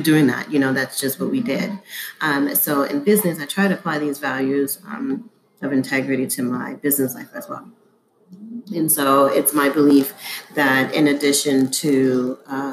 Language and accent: English; New York City, New York, United States; being a Black person in America, in New York, growing up in Harlem